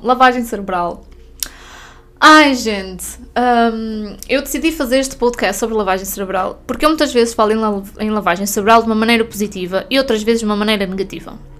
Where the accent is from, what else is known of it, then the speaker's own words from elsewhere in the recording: Norte, Portugal; moved away as an adult; now in Portimão, Portugal; fui obrigada a voltar para o norte.